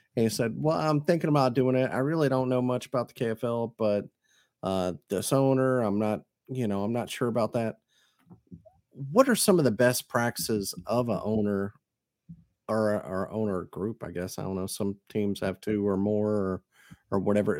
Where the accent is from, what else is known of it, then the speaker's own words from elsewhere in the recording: Mississippi, United States; I'm from Mississippi